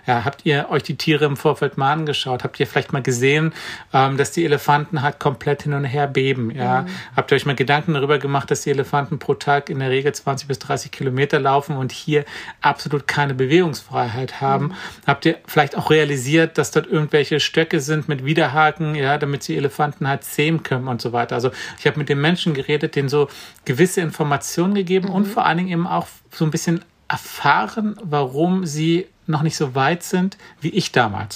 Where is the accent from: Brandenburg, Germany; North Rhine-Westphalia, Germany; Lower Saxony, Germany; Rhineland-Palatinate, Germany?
Brandenburg, Germany; ich komme aus Brandenburg